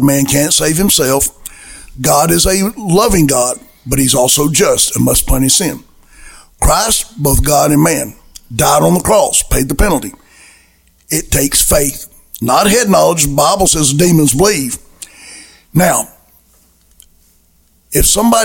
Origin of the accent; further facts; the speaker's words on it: Alabama, United States; I came from Alabama